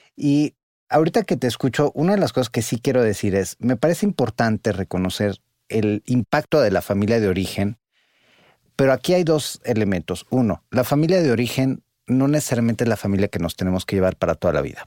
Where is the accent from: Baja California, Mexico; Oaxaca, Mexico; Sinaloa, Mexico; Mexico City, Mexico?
Mexico City, Mexico; soy el director del Observatorio Nacional Ciudadano, pero soy economista, soy psicólogo, soy chilango